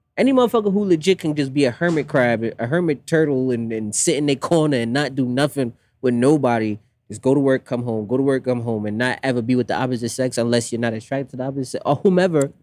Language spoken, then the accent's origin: English; Jamaica; growing up West Indian, I'm Jamaican